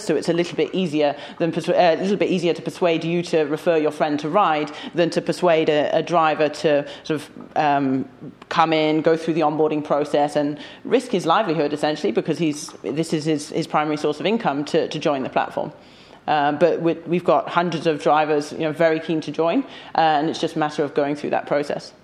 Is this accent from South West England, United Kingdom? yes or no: no; London, United Kingdom; I'm, I'm a Londoner.